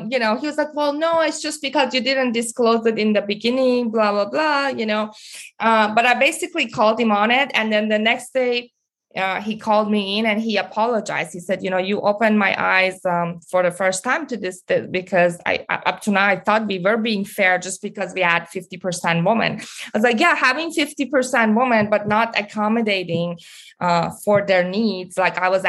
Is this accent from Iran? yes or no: yes; Iran; moved away; growing up in Iran and then coming here as an immigrant